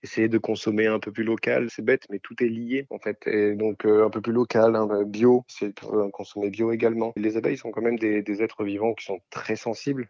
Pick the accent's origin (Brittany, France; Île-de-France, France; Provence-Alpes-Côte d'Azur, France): Provence-Alpes-Côte d'Azur, France; Toulon; je suis né dans le Var à Toulon